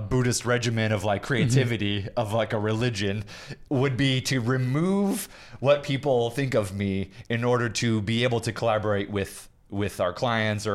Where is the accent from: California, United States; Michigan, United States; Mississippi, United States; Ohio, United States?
Michigan, United States; Kalamazoo; also born or lived in New York City; now in Los Angeles, United States; I'm just a kid from the Midwest. I was born in Kalamazoo, Michigan.